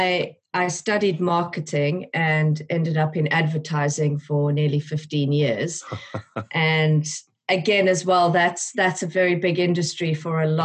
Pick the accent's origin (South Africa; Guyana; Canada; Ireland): South Africa; moved away as an adult; now in United Kingdom; I am originally from South Africa